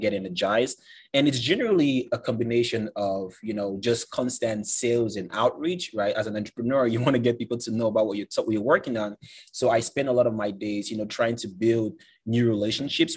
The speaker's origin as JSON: {"language": "English", "country": "Cameroon", "moved": "as an adult", "lives_now": "United States", "said": "I'm originally from Cameroon, Central Africa, came to the States about 8 years ago"}